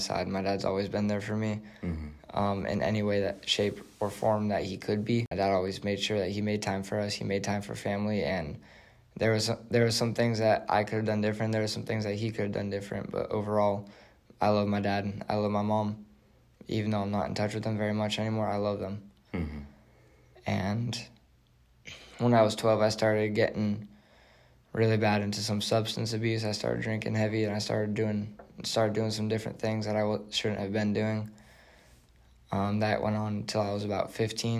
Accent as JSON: {"language": "English", "town": "Mesa", "region": "Arizona", "country": "United States", "tie": "born or raised there", "said": "I grew up in Arizona. Grew up outside of Mesa, Arizona"}